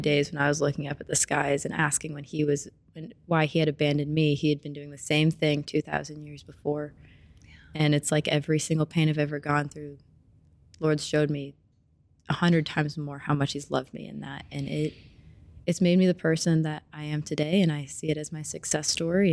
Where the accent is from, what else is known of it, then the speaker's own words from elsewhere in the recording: Springfield, Missouri, United States; moved away as an adult; now in Kansas City, United States; I'm from Springfield, Missouri, of course, because my mom's from here